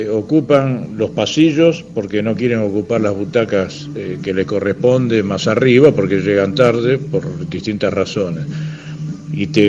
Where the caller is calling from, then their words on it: José Mármol, Buenos Aires Province, Argentina; Hola Ramiro … de José Mármol